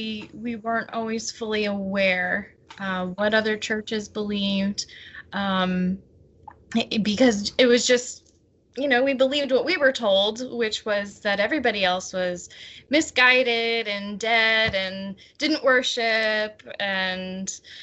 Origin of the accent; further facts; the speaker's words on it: Pennsylvania, United States; I came from Pennsylvania to Tucson to see my boyfriend